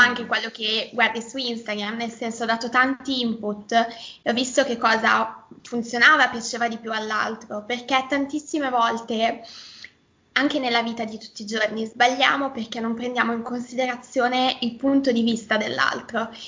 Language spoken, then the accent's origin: Italian; Milan, Lombardy, Italy; accent: Milanese